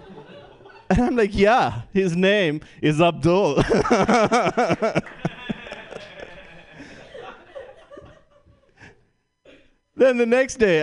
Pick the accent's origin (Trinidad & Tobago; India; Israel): India; moved away as an adult; now in United States; growing up in India